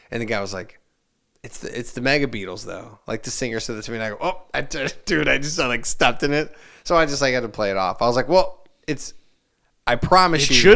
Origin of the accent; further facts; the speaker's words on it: Hammond, United States; I would talk about I'm from Hammond, isn't this great